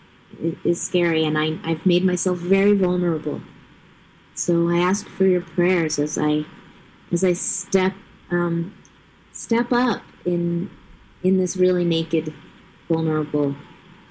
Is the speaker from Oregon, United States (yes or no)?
no; Taos, New Mexico, United States; childhood and growing up in Taos, New Mexico in the early hippie days